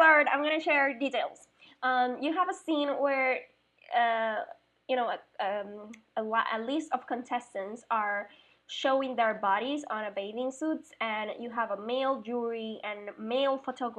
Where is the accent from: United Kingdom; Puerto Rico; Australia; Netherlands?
Puerto Rico; moved away; also born or lived in Mexico / Spain; I'm from Puerto Rico